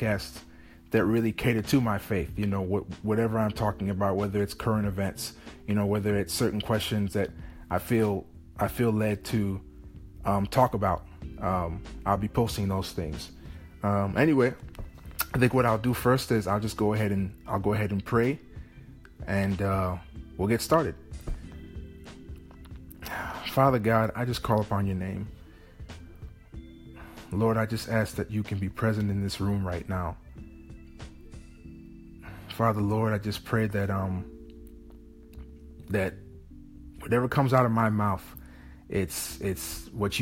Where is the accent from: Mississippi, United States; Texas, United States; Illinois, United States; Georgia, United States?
Illinois, United States; Chicago; moved away as an adult; now in London, United Kingdom; I'm from Chicago, Illinois